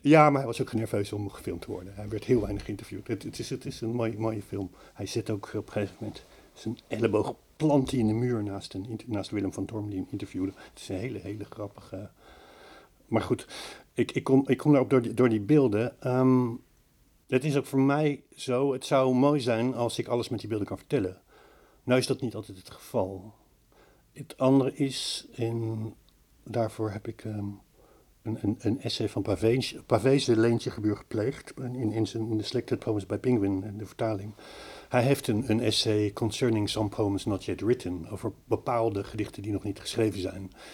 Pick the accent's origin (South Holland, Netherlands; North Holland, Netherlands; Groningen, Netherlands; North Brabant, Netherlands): South Holland, Netherlands; The Hague; moved away; ik, kom van de zee, ik kom van Den Haag, ik woon nu niet aan zee